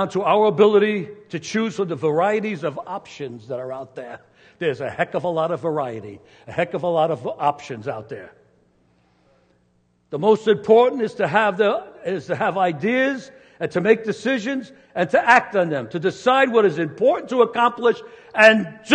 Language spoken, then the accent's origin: English; New York City, New York, United States; I was born in New York City on brick and mortar with no trees